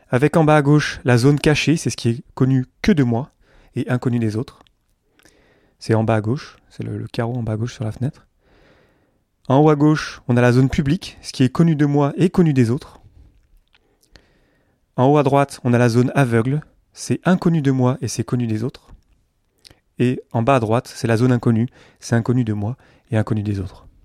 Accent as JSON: {"language": "French", "region": "south-east France", "country": "France", "said": "Là, je vous parle d'à côté d'Avignon, là où vivent mes parents, je viens du sud-est de la France."}